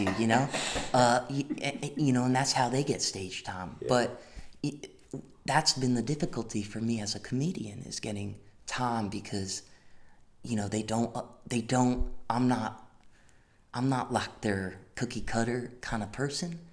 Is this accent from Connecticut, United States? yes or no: yes; Greens Farms, Connecticut, United States; my hometown, Connecticut